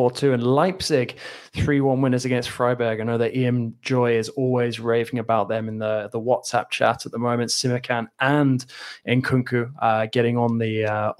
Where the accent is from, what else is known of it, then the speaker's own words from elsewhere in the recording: England, United Kingdom; now in France; two Englishmen